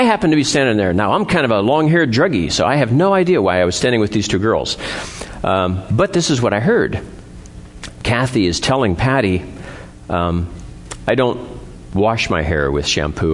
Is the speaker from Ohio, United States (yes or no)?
yes; Eastern Ohio, United States; moved away; I was from Eastern Ohio, and pretty much where the Amish are